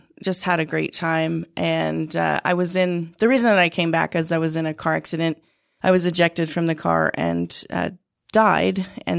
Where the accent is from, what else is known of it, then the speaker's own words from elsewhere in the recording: Utah, United States; I grew up on the Sandy Draper border, and my memories of childhood was really working on my dad's mink ranch.